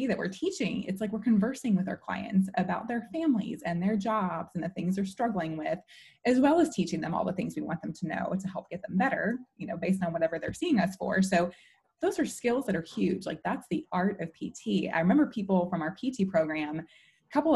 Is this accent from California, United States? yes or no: no; Chicago, Illinois, United States; I'm from Chicago